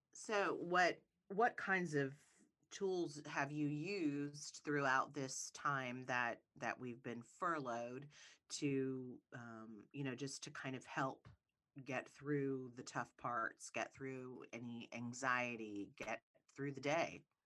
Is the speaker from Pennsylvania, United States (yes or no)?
no; Ohio, United States; I'm from Ohio.